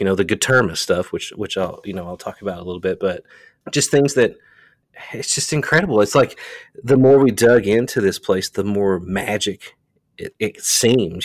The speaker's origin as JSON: {"language": "English", "region": "Eastern Kentucky", "country": "United States", "moved": "as an adult", "lives_now": "Somerset, Kentucky, United States", "said": "I'm from Eastern Kentucky, a small town"}